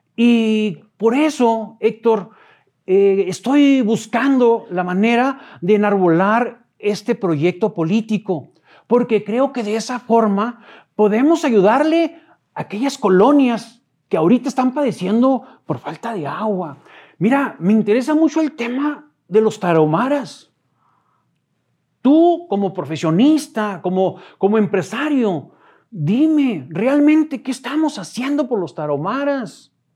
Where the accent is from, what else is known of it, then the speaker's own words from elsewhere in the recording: Ojinaga, Chihuahua, Mexico; moved away as an adult; also born or lived in Odessa, Texas; now in Chihuahua, Mexico; soy de Ojinaga